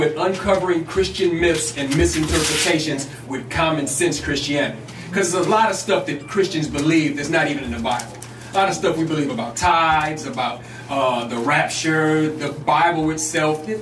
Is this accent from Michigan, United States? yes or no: yes; Detroit, Michigan, United States; moved away as an adult; now in Chicago, United States; I'm from Detroit